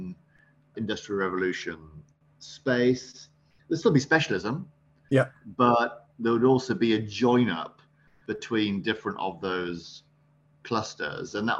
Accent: Sunderland, North East England, United Kingdom; I was born up in Sunderland on the northeast coast.

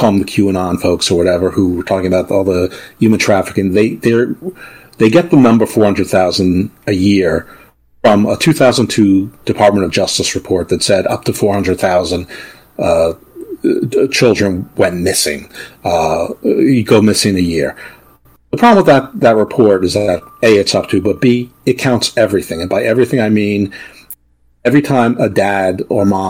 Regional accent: New York, United States; moved away; also born or lived in Baltimore; I grew up in New York, not too far out of the city

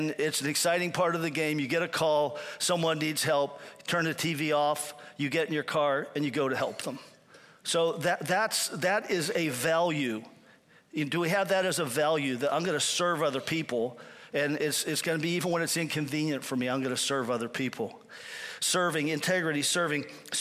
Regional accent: Pennsylvania, United States; moved away as an adult; also born or lived in Cuyahoga Falls, Ohio; I'm back in my hometown in Pennsylvania

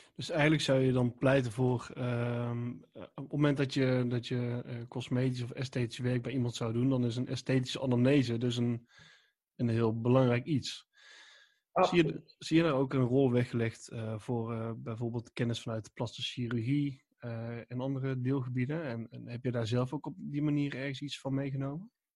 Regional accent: 's-Hertogenbosch, North Brabant, Netherlands; ik kom uit Den Bosch

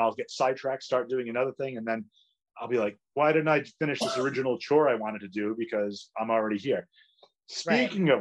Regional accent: Fall River, Massachusetts, United States; also born or lived in Somerset, Massachusetts; in our hometown or my hometown.

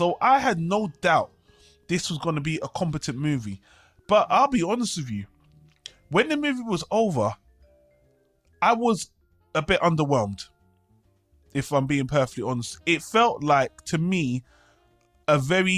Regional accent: United Kingdom; accent: British; I'm British, as everyone can tell from my accent, if you can't, I live in Britain.

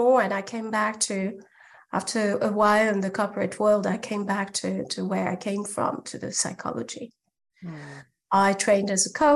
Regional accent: France; now in Germany; I'm French. I live in Germany

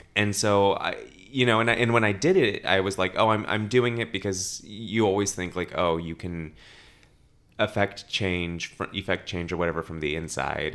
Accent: Los Angeles, California, United States; born and raised in Los Angeles

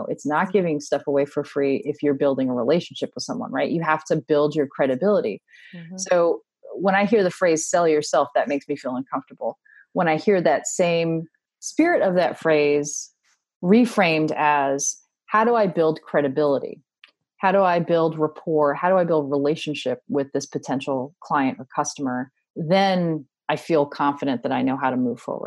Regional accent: Washington, District of Columbia, United States; now in Texas, United States; I grew up in Washington, D.C., and all of my neighbors were from other countries

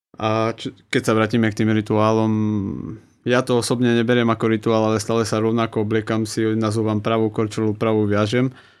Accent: Poprad, Prešov Region, Slovakia; by som vedel ostať doma v Poprade

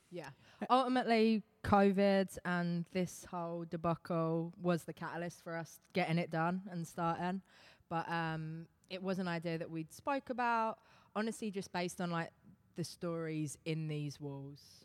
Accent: England, United Kingdom; accent: English; moved away as an adult; now in Long Island, United States

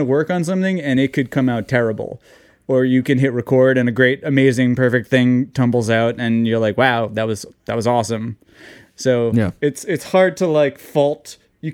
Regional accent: New York City, New York, United States; I'm from New York. I'm from New York

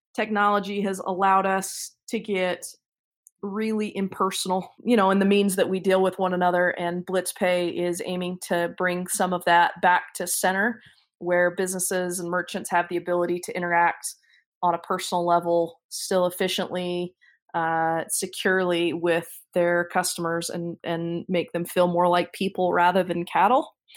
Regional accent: Midvale, Utah, United States; I was born and raised in Midvale

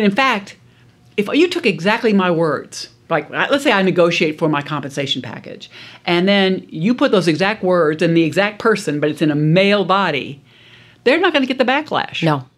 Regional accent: South Louisiana, United States; I grew up in South Louisiana

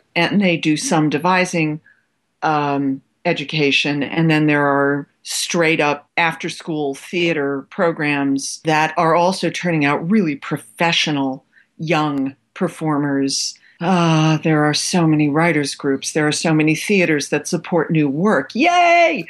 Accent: Cleveland, Ohio, United States; moved away as an adult; also born or lived in New York / New Mexico / Australia; the Cleveland in which I grew up

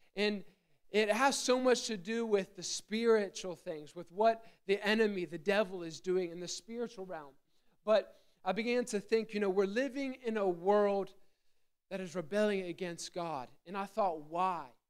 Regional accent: Gettysburg, Pennsylvania, United States; I grew up in Gettysburg, Pennsylvania

